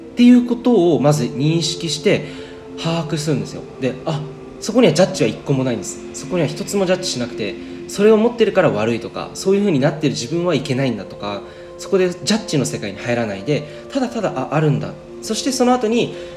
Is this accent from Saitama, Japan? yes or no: yes; Saitama, Japan; moved away; 今日はですねあの地元埼玉にいるんですけど